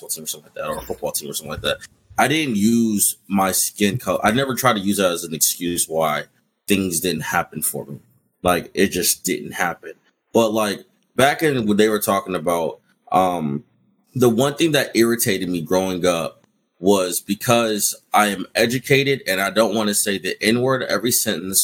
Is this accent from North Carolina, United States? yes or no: no; Arizona, United States; moved away as an adult; also born or lived in Virginia; I'm from Arizona. So I grew up in Arizona and then I left and went to Virginia